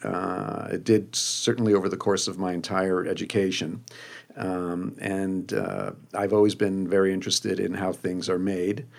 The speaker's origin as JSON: {"language": "English", "region": "New Jersey", "country": "United States", "tie": "born or raised there", "also_born_or_lived": "Buenos Aires, Argentina", "said": "I was born in Buenos Aires, um, came to the U S when I was two, and, uh, grew up in the suburbs of New Jersey."}